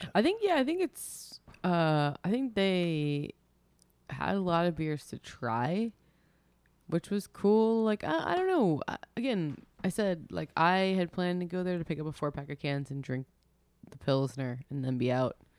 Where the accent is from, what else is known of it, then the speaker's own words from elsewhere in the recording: New York, United States; we're from New York